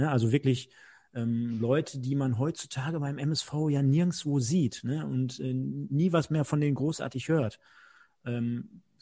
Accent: Duisburg, North Rhine-Westphalia, Germany; ja, wir sind Duisburger, wir kommen hier aus dem Pott, wir identifizieren uns mit dem Verein

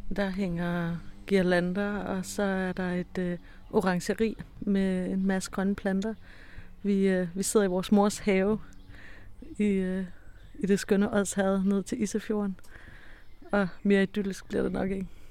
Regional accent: Mols, Central Denmark Region, Denmark; moved away as an adult; also born or lived in Copenhagen / Sanaa, Yemen; now in Yemen; jeg kommer fra Mols, og jeg bor i Yemen

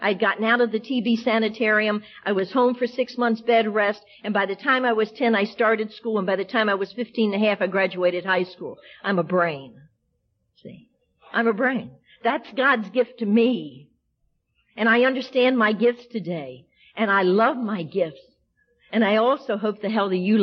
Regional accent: the South, United States; also born or lived in Washington, D.C.; I'm a Southerner by birth

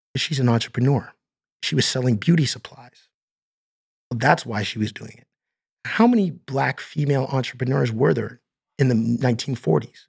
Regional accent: Stratford, Ontario, Canada; moved away as an adult; now in Toronto, Canada; we moved from Toronto and I was four years old and we moved to Stratford, Ontario

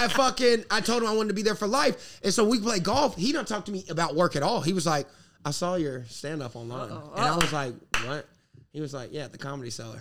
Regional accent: South Carolina, United States; I'm from South Carolina

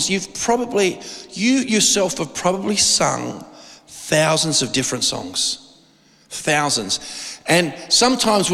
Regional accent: Australia

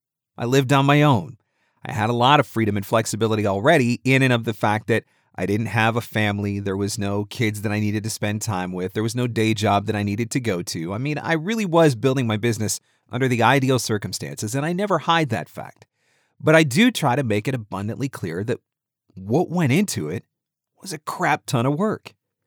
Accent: Canada; Now, I don't, because I'm a nice guy. I'm a Canadian. We don't do things like that.

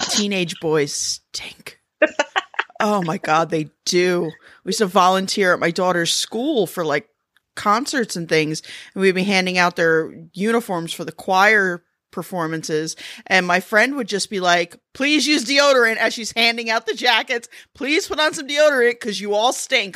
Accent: United States; I'm American

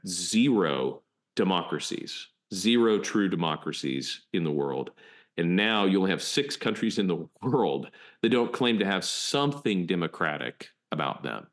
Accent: United States; we're American

